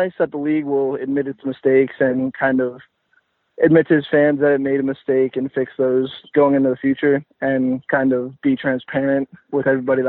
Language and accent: English; Pennsylvania, United States; I'm from Pennsylvania